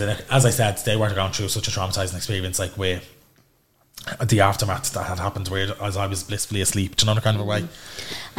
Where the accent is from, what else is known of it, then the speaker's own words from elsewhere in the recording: Dublin, Leinster, Ireland; I'm originally from Darndale but live in County now.